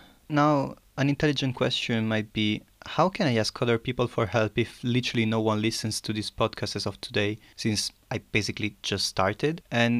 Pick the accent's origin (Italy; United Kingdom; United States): Italy; moved away as an adult; now in Germany; yeah, I come from Italy.